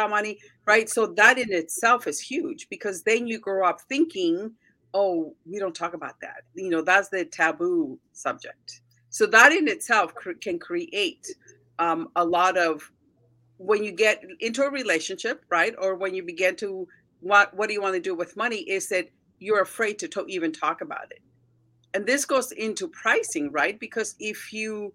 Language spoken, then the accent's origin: English; United States; So my parents are Mexican. I grew up in the States